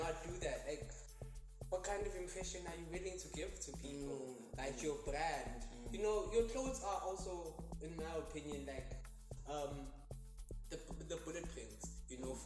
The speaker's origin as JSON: {"language": "English", "town": "Johannesburg", "region": "Gauteng", "country": "South Africa", "tie": "born or raised there", "said": "born and bred in Johannesburg."}